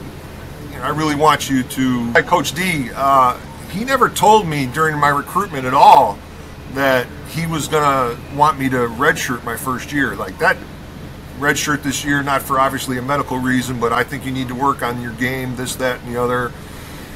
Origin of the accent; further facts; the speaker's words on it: Rockford, Illinois, United States; I'm from Rockford